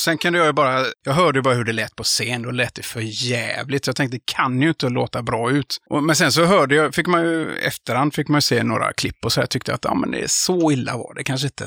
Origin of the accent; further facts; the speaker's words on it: Gothenburg, Västra Götaland, Sweden; vi är från Göteborg